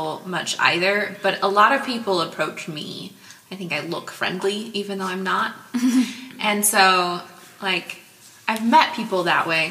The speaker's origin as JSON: {"language": "English", "country": "United States", "also_born_or_lived": "Iraq", "moved": "yes", "said": "as an American in a foreign country"}